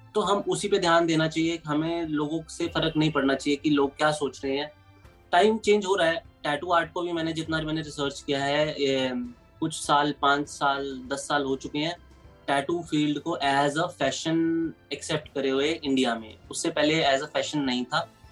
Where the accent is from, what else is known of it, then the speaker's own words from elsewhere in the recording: New Delhi, Delhi, India; मेरा बचपन न्यू दिल्ली में ही बीता है